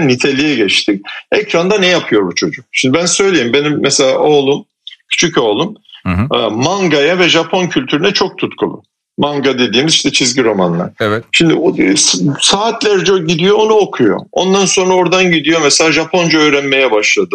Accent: Turkey; Yani ben köylü çocuğum. Köyde yetiştim 18 yaşına kadar

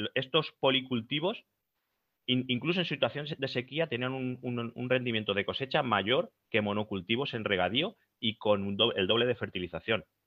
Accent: Albacete, Castilla-La Mancha, Spain

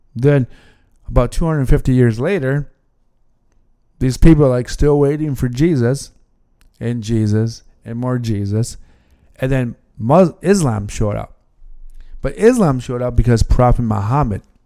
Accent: United States; as American

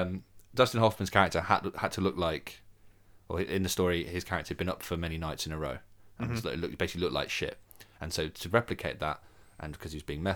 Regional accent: Birmingham, West Midlands, United Kingdom; I'm from Birmingham. So film people have said that. I deny it. but I think my accent has definitely become lost over time.

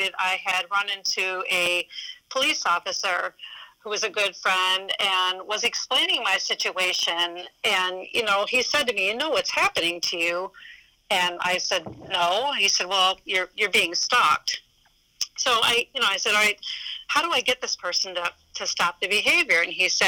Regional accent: Poland, Ohio, United States; my hometown, Poland, Ohio

